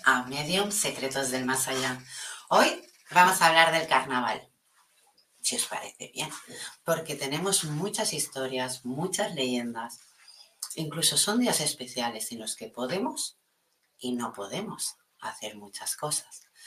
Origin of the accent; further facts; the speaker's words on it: Catalonia, Spain; aquí en mi país, en Cataluña